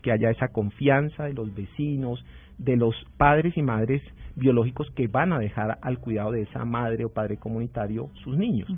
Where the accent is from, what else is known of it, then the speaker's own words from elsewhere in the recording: Huila, Colombia; yo soy huilense